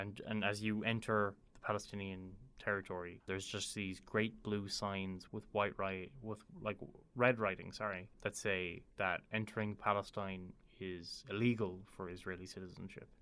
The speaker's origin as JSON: {"language": "English", "country": "Ireland", "tie": "born or raised there", "said": "I'm a university student, born and raised in Ireland"}